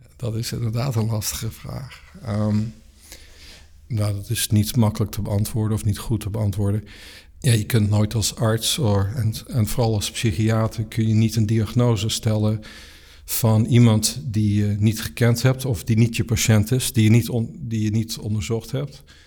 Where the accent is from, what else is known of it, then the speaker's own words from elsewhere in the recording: Netherlands; moved away as an adult; also born or lived in South Africa; now in California, United States; ik ben in Nederland opgegroeid, vooral in Nederland, ook een beetje in Zuid-Afrika